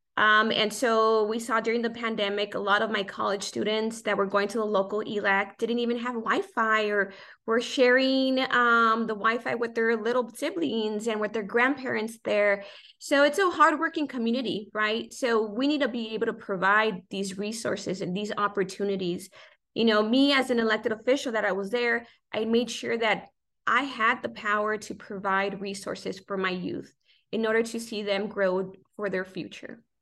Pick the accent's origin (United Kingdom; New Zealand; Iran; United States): United States; South Gate, California; Grew up in Southeast Los Angeles, Southgate, a vibrant community